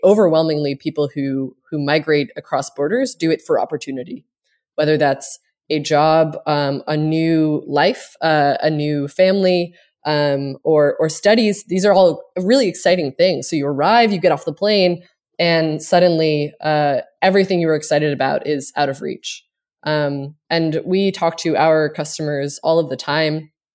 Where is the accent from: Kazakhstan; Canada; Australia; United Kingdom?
Canada; Cape Breton, Nova Scotia; now in United States